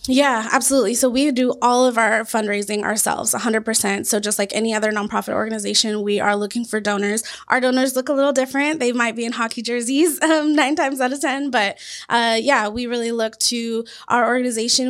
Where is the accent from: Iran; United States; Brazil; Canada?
United States; Washington; also born or lived in Louisiana; now in Arizona, United States; I'm originally from Washington State